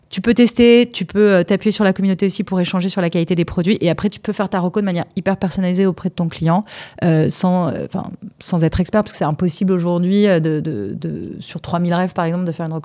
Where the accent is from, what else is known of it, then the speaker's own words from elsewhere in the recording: Bordeaux, Nouvelle-Aquitaine, France; also born or lived in Paris; Moi, je suis bordelaise. Ok. et peut-être Paris, c'est la ville où j'ai vécu le plus longtemps, on va dire.